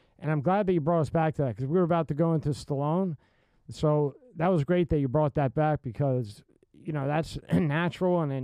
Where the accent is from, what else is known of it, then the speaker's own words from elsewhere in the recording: Philadelphia, Pennsylvania, United States; I grew up in Philadelphia